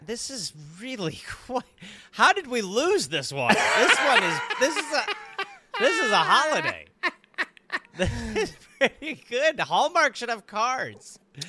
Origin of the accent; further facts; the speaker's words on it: Boston, Massachusetts, United States; Because we're from Boston.